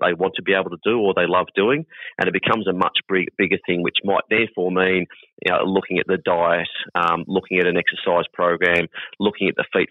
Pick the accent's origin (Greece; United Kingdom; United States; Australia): Australia; Hoppers Crossing, Victoria; I'm born and bred Hoppers boy